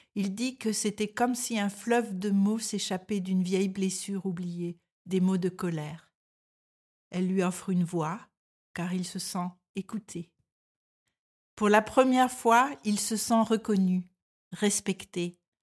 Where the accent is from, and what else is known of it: France; moved away as an adult; now in Denmark